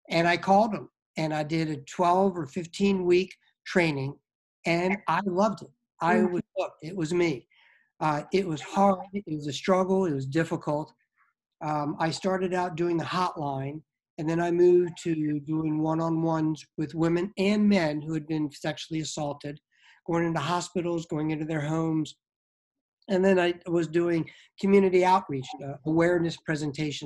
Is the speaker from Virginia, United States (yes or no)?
yes; Norfolk, Virginia, United States; I was raised in Norfolk, Virginia